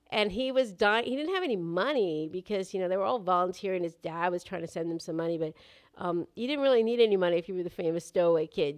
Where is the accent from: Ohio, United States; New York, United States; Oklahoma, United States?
New York, United States; New York City; I've had privileges just growing up in New York City